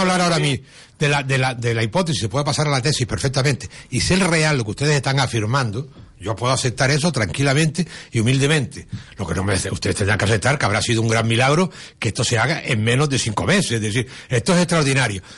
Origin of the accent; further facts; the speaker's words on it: Canary Islands, Spain; los canarios hemos producido emigración